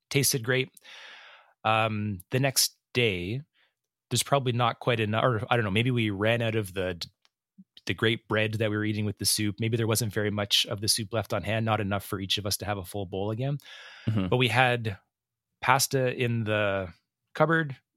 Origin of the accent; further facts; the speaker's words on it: Edmonton, Alberta, Canada; I'm here with my friend …. Hi. Hey, …. We're two chefs from Edmonton, Alberta, Canada.